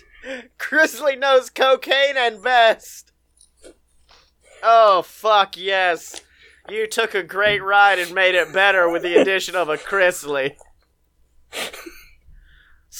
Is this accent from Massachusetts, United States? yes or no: no; Alabama, United States; my home state